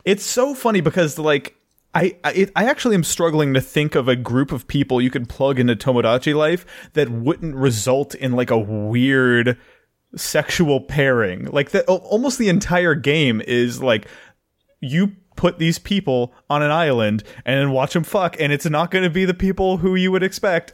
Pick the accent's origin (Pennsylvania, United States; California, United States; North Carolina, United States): North Carolina, United States; as a young man growing up in North Kakalaki, I, I was raised